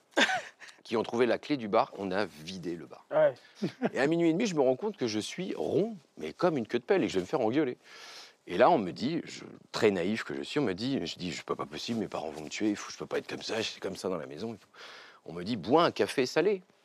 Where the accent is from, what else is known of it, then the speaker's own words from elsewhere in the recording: Picardy, Hauts-de-France, France; also born or lived in Amiens; alors moi j'ai grandi en Picardie. Euh, je suis né à Amiens, j'ai grandi dans un petit village qui s'appelait Lédin, à côté de Saint-Quentin